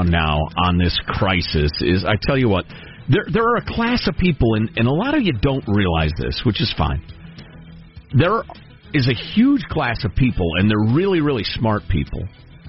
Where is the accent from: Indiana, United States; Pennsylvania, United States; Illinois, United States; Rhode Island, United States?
Illinois, United States; Chicago; I grew up in Chicagoland